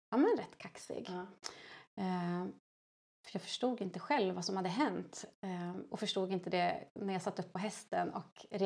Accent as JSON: {"language": "Swedish", "region": "Dalarna County", "country": "Sweden", "moved": "yes", "lives_now": "Hammarö, Sweden", "said": "jag kommer från Dalarna."}